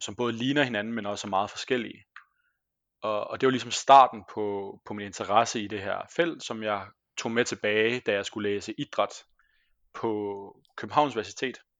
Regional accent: Denmark; moved away as an adult; also born or lived in Squamish, British Columbia, Canada / Copenhagen, Denmark; now in Trondheim, Norway; jeg er jo fra Danmark

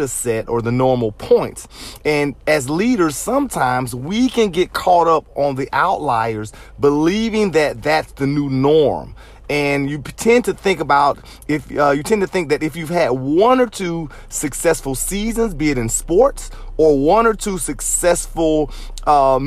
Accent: Jacksonville, Florida, United States; I grew up in Jacksonville, Florida, so I represent the Jacksonville Jaguars

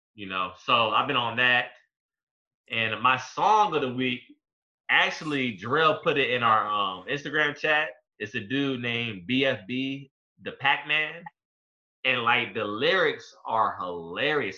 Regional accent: Hampton, Virginia, United States; I'm from Hampton

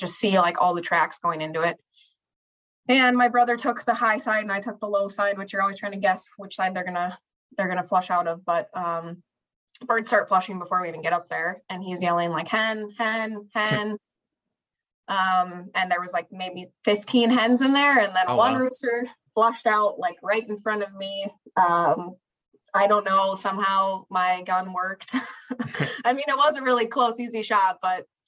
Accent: Minneapolis, Minnesota, United States; I'm from the Twin Cities of Minnesota

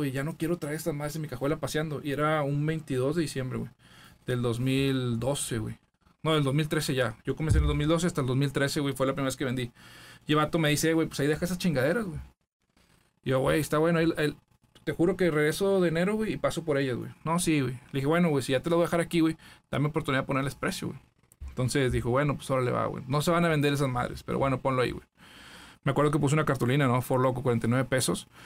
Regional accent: Matamoros, Tamaulipas, Mexico; Matamoros, Tamaulipas, la tierra de Río Tobar

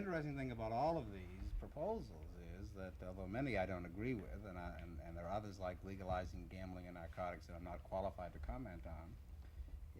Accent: Massachusetts, United States; Massachusetts, which is where I come from

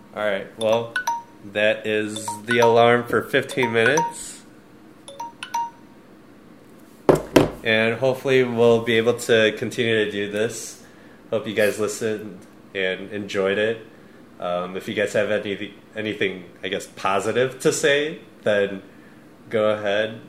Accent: Midwest, United States; both of us growing up in the Midwest

